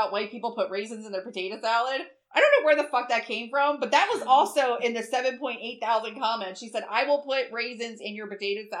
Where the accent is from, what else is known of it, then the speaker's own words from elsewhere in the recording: Bear, Delaware, United States; because we're from Newcastle. Like, well, not really from Newcastle, but we're around Newcastle.